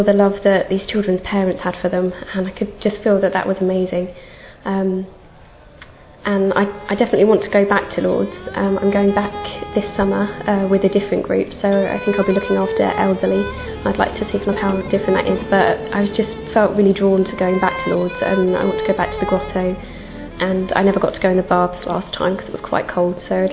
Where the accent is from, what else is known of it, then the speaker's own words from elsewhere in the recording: England, United Kingdom; I'm from England